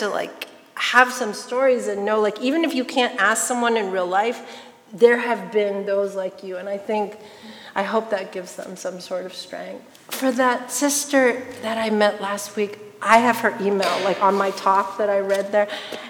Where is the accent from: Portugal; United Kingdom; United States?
United States; I'm Chinese American, my parents are immigrants.